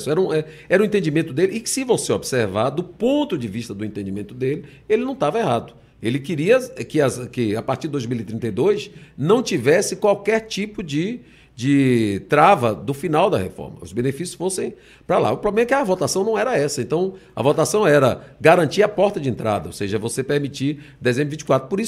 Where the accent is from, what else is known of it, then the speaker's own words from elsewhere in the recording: Bahia, Brazil; Eu vou dizer isso para a Bahia. Eu, eu honrei muito a minha terra.